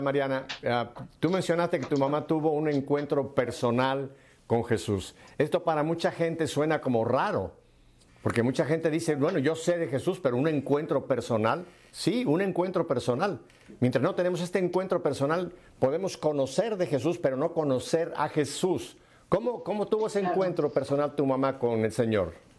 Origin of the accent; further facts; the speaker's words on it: Mexico; moved away; mi tierra, a México